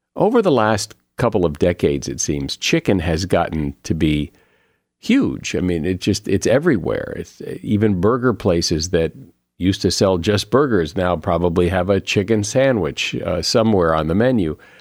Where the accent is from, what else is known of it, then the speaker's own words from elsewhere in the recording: New England, United States; I grew up in New England in, in a pretty much a meat and potatoes household